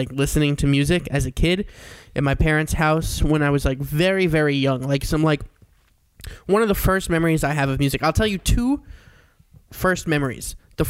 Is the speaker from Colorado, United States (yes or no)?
no; Long Island, New York, United States; Long Island, New York.